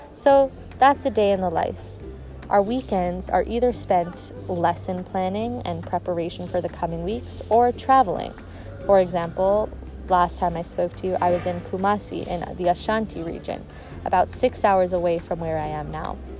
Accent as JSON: {"language": "English", "country": "Canada", "moved": "as an adult", "lives_now": "Ghana", "said": "I'm from Canada"}